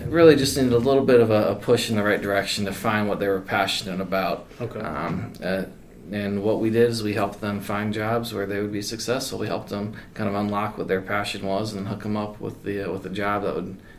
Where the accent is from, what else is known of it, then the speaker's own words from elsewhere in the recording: Columbus, Ohio, United States; moved away as an adult; also born or lived in Cleveland, Ohio; from Cleveland, Ohio, I like to say, and then but was born or grew up in Columbus.